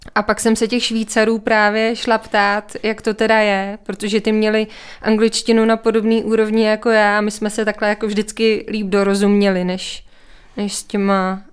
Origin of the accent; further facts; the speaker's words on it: Czechia; accent: Czech English; also born or lived in Canada / New Zealand; now in České Budějovice, Czechia; pořád mluvím jako Čech, česká angličtina